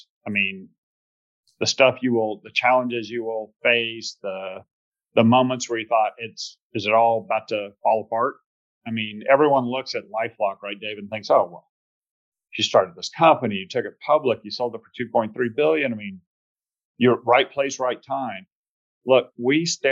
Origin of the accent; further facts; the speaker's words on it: Plano, Texas, United States; accent: Texas twang and Georgia drawl; also born or lived in Georgia; So you hear a little bit of Texas twang and Georgia drawl. So born in Georgia, you know, really though, formative years were Texas in the Dallas area. So I went to a place called Plano Senior High